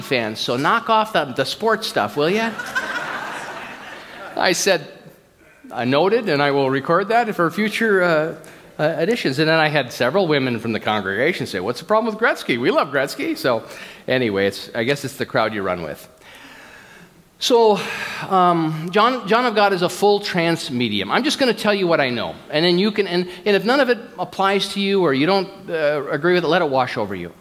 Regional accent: United States; I'm an American, I'm recovering American

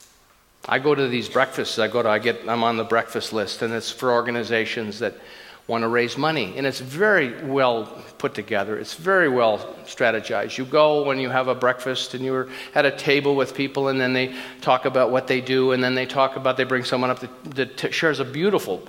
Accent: Minnesota, United States; I grew up in Minnesota, and I was a kid in Minnesota, and I remember the trucks, and my dad had a little family grocery store

